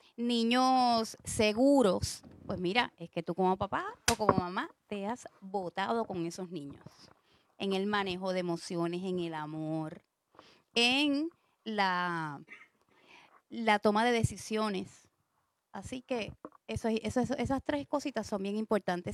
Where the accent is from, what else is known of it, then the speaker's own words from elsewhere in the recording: San Juan, Puerto Rico; moved away; mi familia es de San Juan, yo soy de San Juan